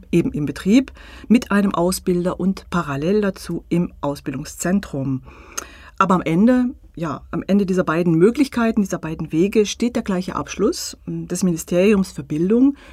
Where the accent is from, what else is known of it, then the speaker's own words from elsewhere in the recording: France; Äh, man kann äh, bei uns in Frankreich eine Lehre machen, auch wenn man Ingenieur werden will.